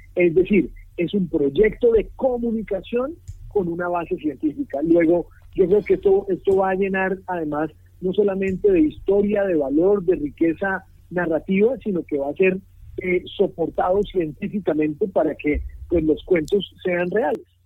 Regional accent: Colombia; uno, como colombiano

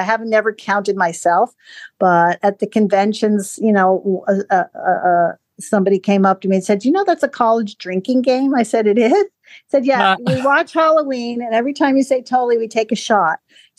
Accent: Frankfurt, Hesse, Germany; born there; No, my heritage would be Dutch. I was born in Frankfurt because of my parents, but my father was from Rotterdam, Holland.

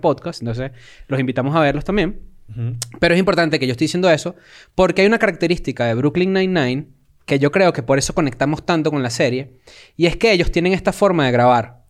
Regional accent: Venezuela; now in Mexico; nosotros como consumidores desde acá de México y siendo venezolanos

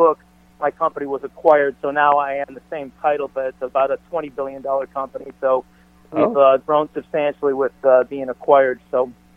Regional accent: Chicago, Illinois, United States; moved away; also born or lived in California; being born and raised in Chicago was different than when we moved out to California.

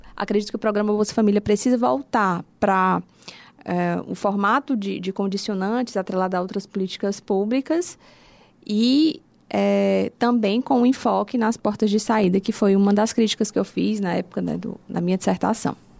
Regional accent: Fortaleza, Ceará, Brazil; sou de Fortaleza mesmo. É, a minha família também, toda aqui

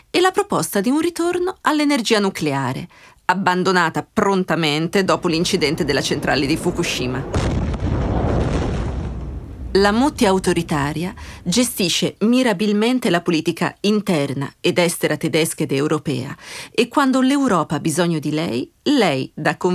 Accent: Brenner, Trentino-Alto Adige, Italy; perché io vengo dal Brennero.

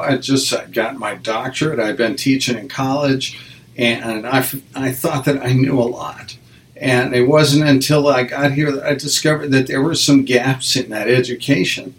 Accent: Wyoming, United States; moved away as an adult; also born or lived in western Nebraska / Nebraska; now in Connecticut, United States; my folks moved to Wyoming. So I went to uh, public school. I graduated from high school uh, in Wyoming

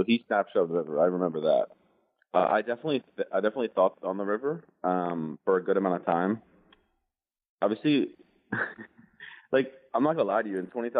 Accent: United States; I'm an American kid who flew here from London.

